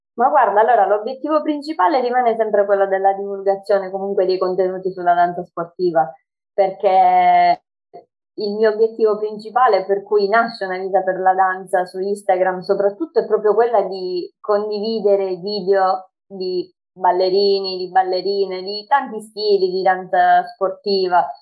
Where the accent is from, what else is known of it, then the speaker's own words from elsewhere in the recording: Sicily, Italy; Ho 25 anni e vengo dalla Sicilia